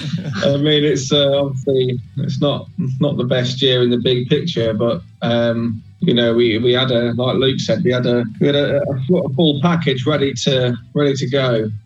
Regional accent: Boston, East Midlands, United Kingdom; we are from Boston

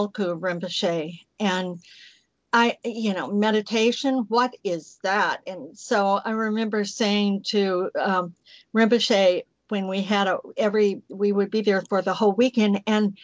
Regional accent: outside of Chicago, Illinois, United States; moved away as an adult; also born or lived in Alabama; I lived in the cold winter outside of Chicago

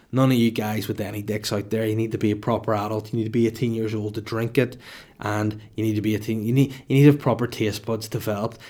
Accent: Holywood, Northern Ireland, United Kingdom; my hometown of Hollywood with one L

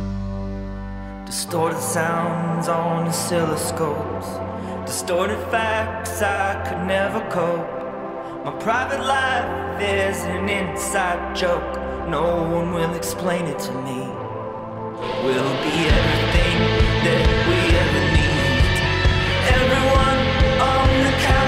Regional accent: United States; As an American

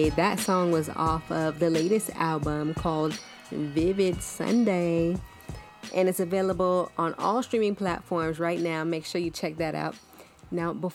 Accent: New Jersey, United States; moved away; growing up in New Jersey for a little bit, like, being around, like, Newark

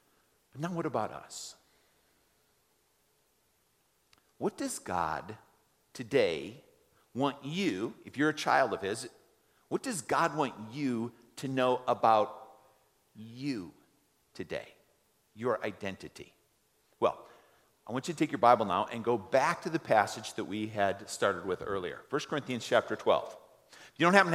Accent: United States; we as American

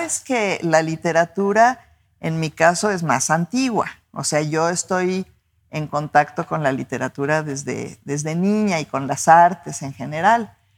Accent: Mexico City, Mexico; moved away as an adult; now in Guadalajara, Mexico; esas calles en las que crecí. Yo pues fui una niña de la colonia del Valle, ¿no? Bueno, nací en Miscuac, en la Ciudad de México

